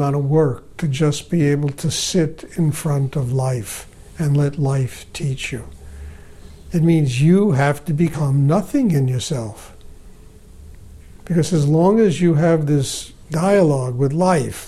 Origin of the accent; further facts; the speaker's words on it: New York City, New York, United States; I was born in the Bronx. I grew up on the streets.